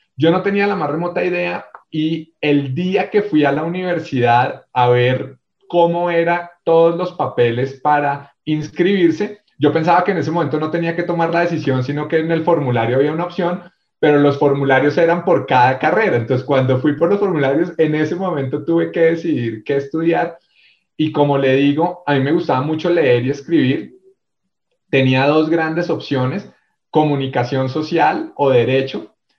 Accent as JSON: {"language": "Spanish", "region": "Bogotá", "country": "Colombia", "tie": "born or raised there", "also_born_or_lived": "Armenia, Quindío", "accent": "rolo or bogotano", "said": "mi acento rolo o bogotano desde muy pequeño en Bogotá"}